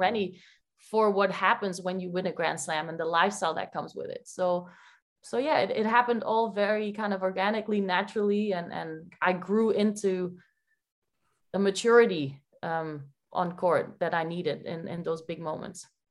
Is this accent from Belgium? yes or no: yes; Belgium; moved away as an adult; now in New Jersey, United States; I'm from Belgium. I never moved out of Belgium